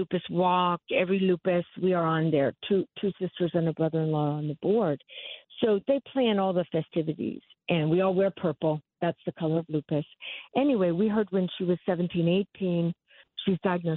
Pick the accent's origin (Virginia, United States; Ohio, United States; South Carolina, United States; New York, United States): Virginia, United States; I'm from Virginia